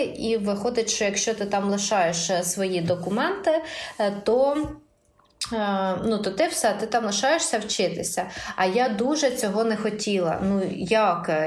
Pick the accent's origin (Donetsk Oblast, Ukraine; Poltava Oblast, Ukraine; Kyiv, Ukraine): Poltava Oblast, Ukraine; moved away as an adult; я з Полтавщини